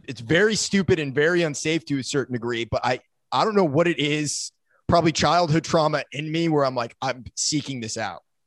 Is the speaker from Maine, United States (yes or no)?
yes; Maine, United States; also born or lived in South Florida; And then I moved up to Maine